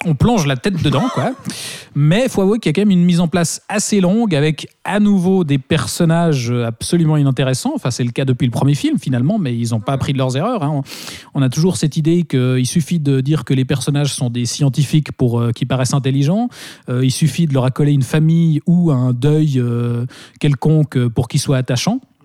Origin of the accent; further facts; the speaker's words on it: Switzerland; par chez nous en Suisse